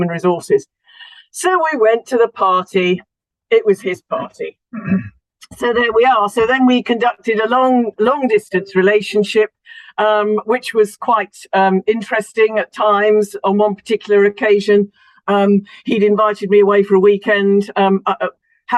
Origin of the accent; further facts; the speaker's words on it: Solihull, West Midlands, United Kingdom; moved away as an adult; also born or lived in Huddersfield, Yorkshire; I was born in Solihull, which is Midlands, and then first marriage went up to Yorkshire and spent 15 years in Yorkshire